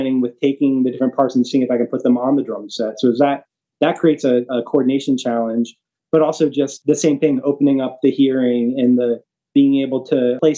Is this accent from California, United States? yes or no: no; North Carolina, United States; now in Nashville, United States; I grew up in North Carolina